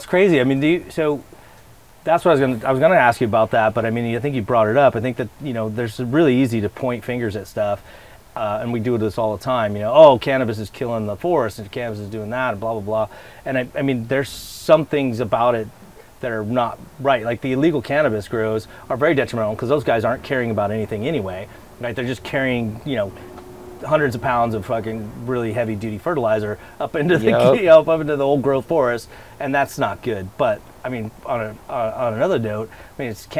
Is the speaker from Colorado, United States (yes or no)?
yes; Colorado, United States; I grew up in Colorado